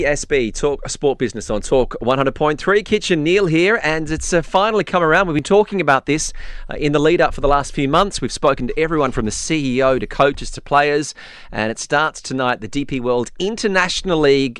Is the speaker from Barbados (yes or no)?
no; Australia; now in United Arab Emirates; I'm an Australian